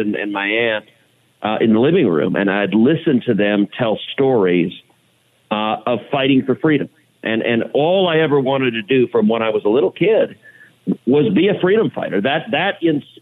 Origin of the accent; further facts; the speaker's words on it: Houston, Texas, United States; grew up in Houston